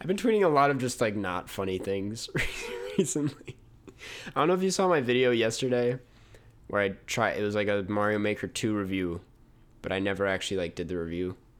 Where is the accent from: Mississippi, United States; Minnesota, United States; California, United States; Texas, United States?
Minnesota, United States; moved away; I come from Minnesota, land of ten thousand lakes